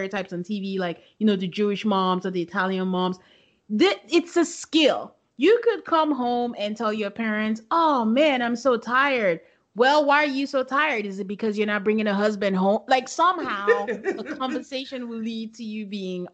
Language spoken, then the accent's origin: English; Nigeria; now in United States; I grew up in it